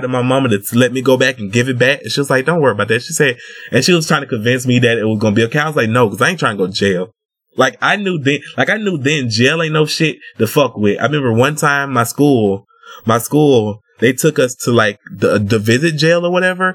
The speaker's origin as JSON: {"language": "English", "region": "Georgia", "country": "United States", "tie": "born or raised there", "said": "I grew up in Georgia"}